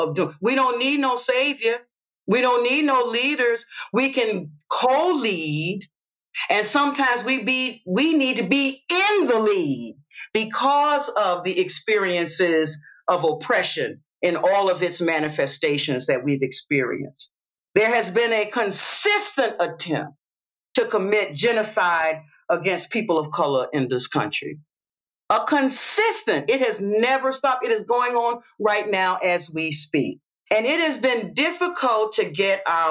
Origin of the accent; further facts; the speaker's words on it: Savannah, Georgia, United States; I'm from the South and I'm raised in Savannah, I'm in the deep South